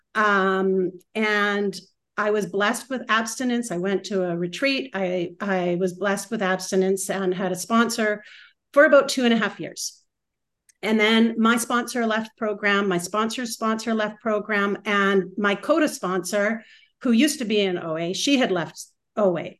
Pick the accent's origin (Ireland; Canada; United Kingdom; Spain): Canada; West Coast, British Columbia; also born or lived in Vancouver / Whistler; I am from the West Coast, and was mentioned I am from Canada. I am I live part time in Vancouver and Whistler